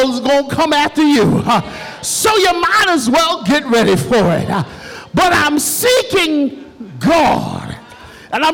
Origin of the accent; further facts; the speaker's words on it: New York City, New York, United States; I was born in Jamaica, Queens, New York, in the south side of Queens, where all of the drug dealers and gangbangers and all of the stuff was going on, I had a mother and a father that loved Jesus